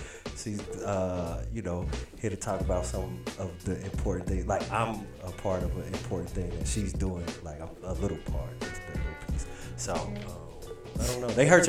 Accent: Chicago, Illinois, United States; I'm from the South Side.

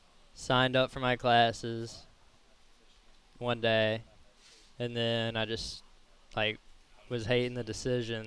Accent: Pascagoula, Mississippi, United States; I'm from Pascagoula, and I grew up on a bayou

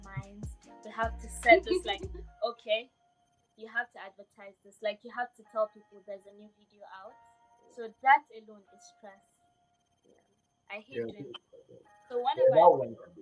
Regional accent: Kano, Kano State, Nigeria; moved away as an adult; now in Dubai, United Arab Emirates; I'm from Kano

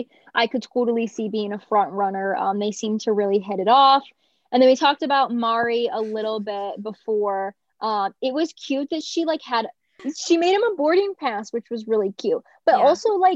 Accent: North Carolina, United States; like having that connection of like, yeah, we're both from North Carolina.

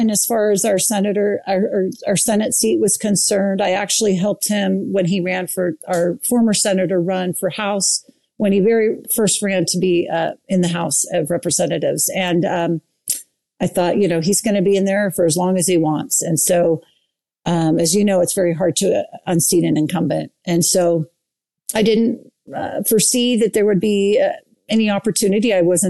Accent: Saratoga Springs, Utah, United States; and I'm from Saratoga Springs, and the 12 other candidates were all from Lehigh.

